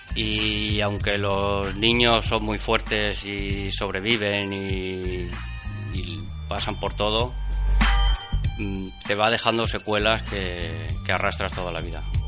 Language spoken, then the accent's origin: Spanish; Barcelona, Catalonia, Spain; moved away as an adult; now in Villarreal, Spain; nací en Barcelona, eh, llevo ya 20 años viviendo en Villarreal